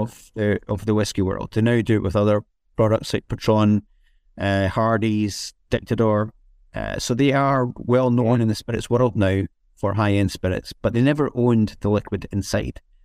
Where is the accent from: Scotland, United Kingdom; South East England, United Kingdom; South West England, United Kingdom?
Scotland, United Kingdom; growing up in Scotland